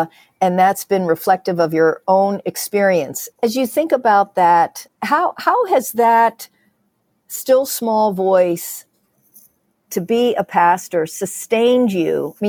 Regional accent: United States; accent: American

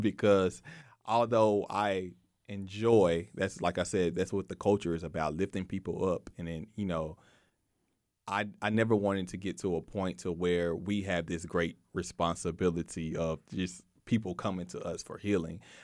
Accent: Waco, Texas, United States; I grew up in North Waco

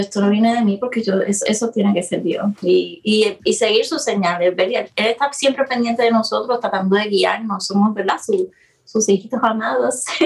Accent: Puerto Rico; moved away as an adult; now in Florida, United States; Soy de Puerto Rico, como mencionaste, de Puerto Rico. Eh, llevo aquí en Florida cinco años

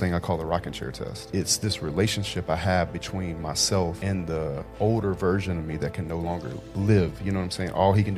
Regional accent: Miami, Florida, United States; There's things that you understand about the world growing up in Miami.

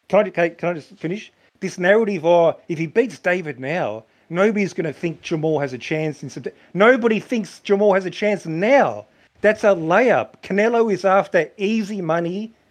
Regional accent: Australia; I'm from Australia.

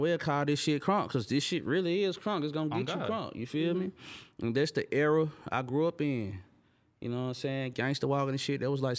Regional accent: Memphis, Tennessee, United States; He from Chattanooga, I'm from Memphis.

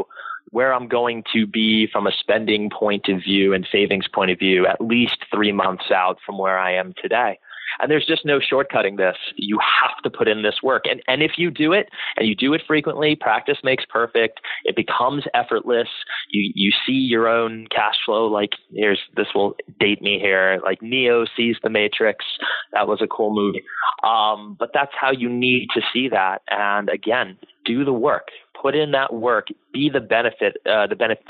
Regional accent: Florida, United States; I did well in high school, and I'm from Florida

